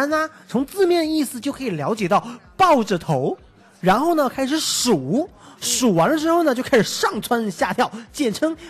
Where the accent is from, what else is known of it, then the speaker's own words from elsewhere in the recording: Taiwan; 我其实是台湾来的。